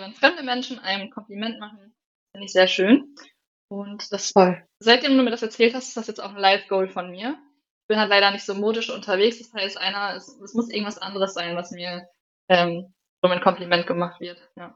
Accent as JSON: {"language": "German", "region": "Northern Germany", "country": "Germany", "also_born_or_lived": "near Regensburg", "moved": "yes", "lives_now": "Bavaria, Germany", "said": "bei uns im Norden"}